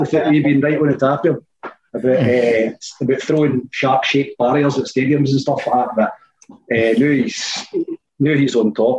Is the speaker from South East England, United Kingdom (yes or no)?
no; Whitburn, West Lothian, Scotland, United Kingdom; We say West Lothian because it's the most recognisable name, but I come from Whippon.